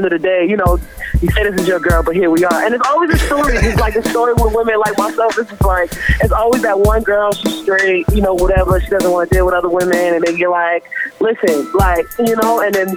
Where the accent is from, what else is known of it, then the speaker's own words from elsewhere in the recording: Boston, Massachusetts, United States; I'm from Roxbury. That's all day, every day. So, Roxbury, yeah, Boston, Academy Homes, where I grew up, born and raised, BPS kid